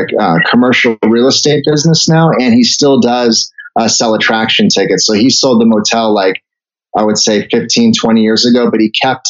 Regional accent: Canada; moved away; I was born in Canada, so I'm a Canadian citizen

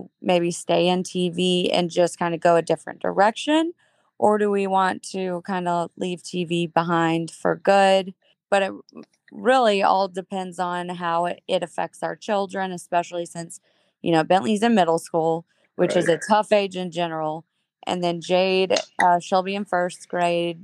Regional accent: Chattanooga, Tennessee, United States; I am born and raised in Chattanooga, Tennessee

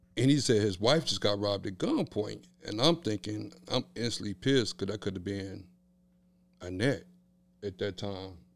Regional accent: Kansas City, Kansas, United States; Born and raised in Wyandotte County.

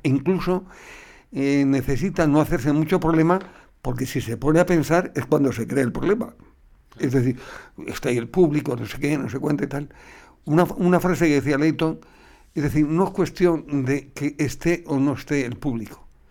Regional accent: Cáceres, Extremadura, Spain; moved away as an adult; aquí he vivido 20 años

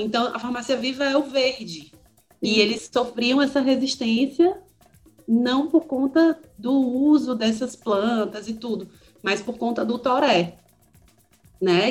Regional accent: Ceará, Brazil; now in Porto Alegre, Brazil; eu sou do Ceará e estou morando em Porto Alegre, aqui no Rio Grande do Sul

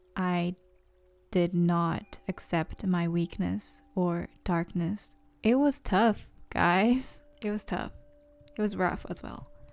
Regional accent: Japan; English is a second language; moved away as an adult; also born or lived in San Diego; growing up in Japan for like approximately 22, no, 20 years

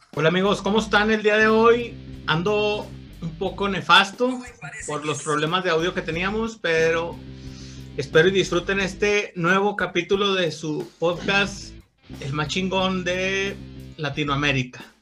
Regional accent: Mexico; como somos los mexicanos

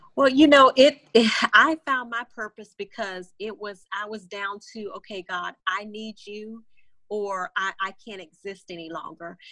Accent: Florida, United States; moved away as an adult; now in Houston, United States; born and raised in Florida

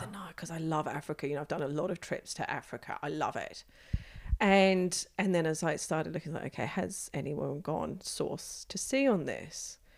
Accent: United Kingdom; moved away as an adult; now in Australia; I am a British-born Australian, um, who has been here for close to twenty years now

